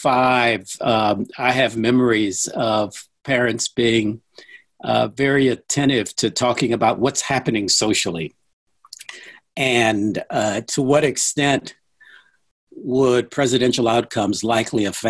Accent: St. Louis, Missouri, United States; I grew up in St. Louis.

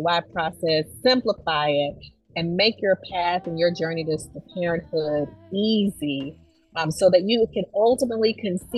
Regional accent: Camilla, Georgia, United States; I grew up in Camilla, Georgia.

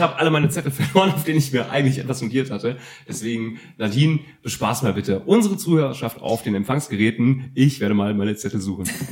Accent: East Hesse, Germany; Ich bin ja in Osthessen aufgewachsen

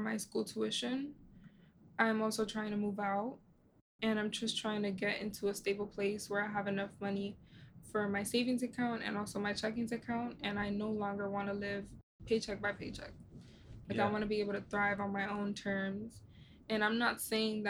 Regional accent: United States; people like me who have immigrant parents but are growing up here, we know the difference mm-hmm. because we grew up in here in America.

